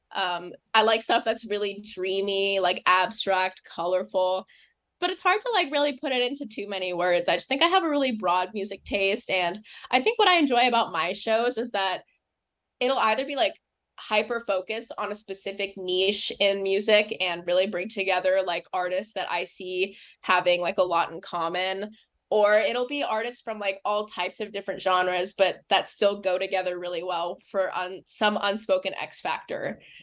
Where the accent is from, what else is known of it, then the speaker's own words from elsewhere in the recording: Los Angeles, California, United States; now in New York, United States; I'm from Los Angeles, California. I live in New York now